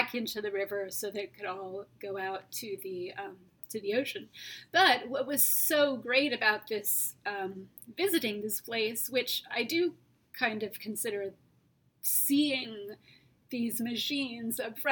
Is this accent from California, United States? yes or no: yes; California, United States; I'm from California